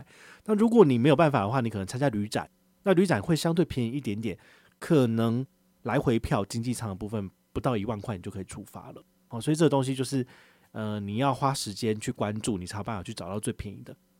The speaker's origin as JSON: {"language": "Chinese", "country": "Taiwan", "said": "我也是台湾人"}